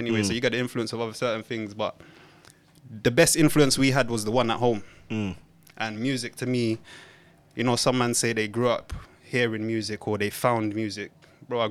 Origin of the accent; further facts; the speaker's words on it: London, United Kingdom; also born or lived in St. Elizabeth, Jamaica; I grew up in Waterloo and Blackfriars